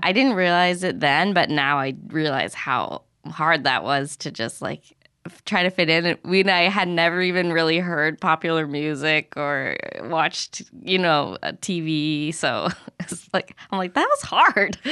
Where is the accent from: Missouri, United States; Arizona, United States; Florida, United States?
Arizona, United States; I grew up in Arizona